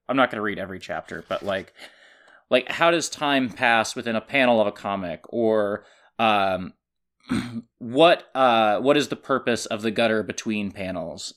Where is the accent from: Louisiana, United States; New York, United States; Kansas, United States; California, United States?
Kansas, United States; moved away; my library and my hometown in Kansas